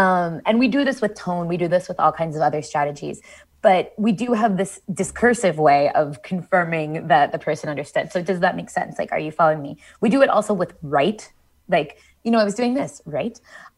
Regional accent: Columbus, Ohio, United States; We say you all, where I'm from, I'm from Columbus, Ohio. You guys was really common when I was growing up.

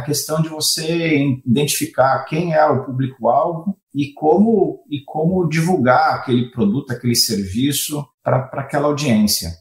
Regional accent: São Paulo, Brazil; moved away as an adult; now in United States; Eu sou original de São Paulo, Brasil, mas eu acabei fazendo minha carreira aqui fora, nos Estados Unidos.

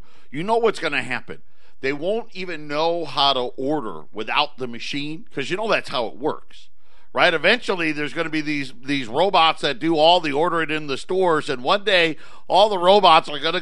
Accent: Syracuse, New York, United States; I grew up near Onondaga, Syracuse

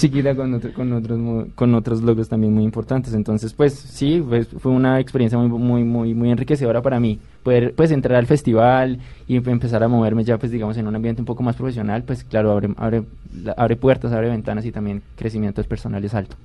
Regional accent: Popayán, Cauca, Colombia; Yo soy de Popayán

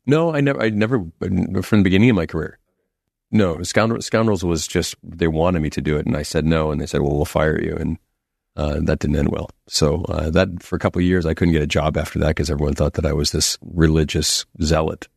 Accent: Boston, Massachusetts, United States; growing up in Boston

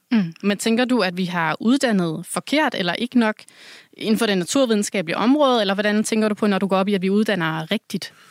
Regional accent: Southern Jutland, Southern Denmark, Denmark; nu er jeg selv fra Sønderjylland

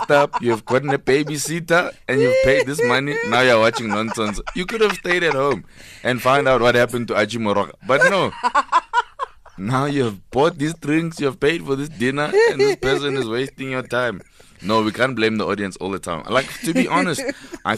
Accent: Katlehong, Gauteng, South Africa; also born or lived in northern suburbs of Johannesburg; now in Johannesburg, South Africa; I grew up in Katlehong, in Chongweni section.

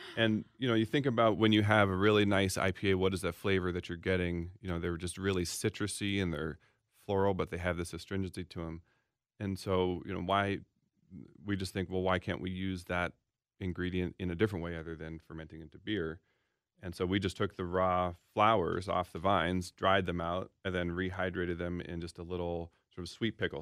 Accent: Seattle, Washington, United States; now in Minneapolis, United States; I'm from Seattle and in the Northwest

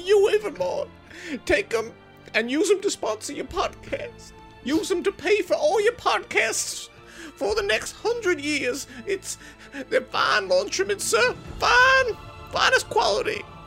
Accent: New Zealand; where I'm from New Zealand

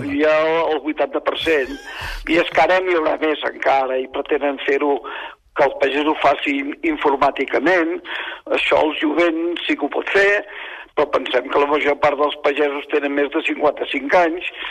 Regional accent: Catalonia, Spain; som catalans

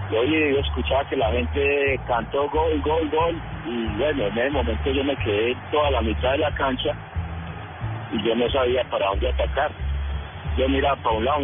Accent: Riosucio, Caldas, Colombia; now in Pereira, Colombia; mi pueblo, Río Sucio Caldas

